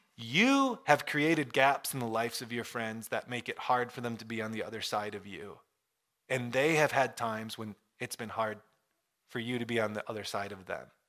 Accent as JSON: {"language": "English", "region": "Michigan", "country": "United States", "tie": "born or raised there", "said": "I grew up in Michigan."}